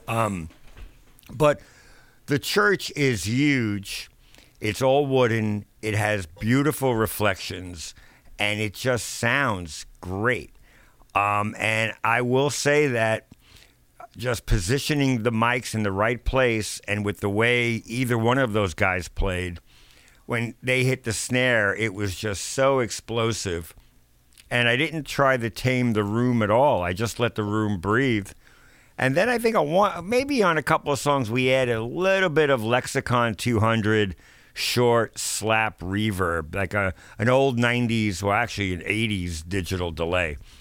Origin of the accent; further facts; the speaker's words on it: New York, United States; growing up in New York